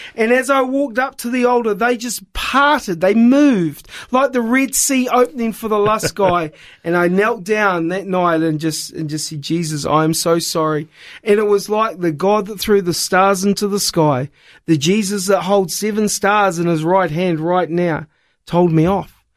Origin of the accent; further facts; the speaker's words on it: New Zealand; moved away; also born or lived in Wollongong, Australia; I was born in New Zealand